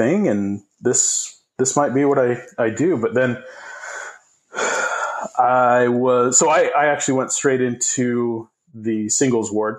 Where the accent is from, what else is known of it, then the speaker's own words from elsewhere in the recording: Arizona, United States; also born or lived in Provo, Utah; I grew up in Arizona. So I was born in Provo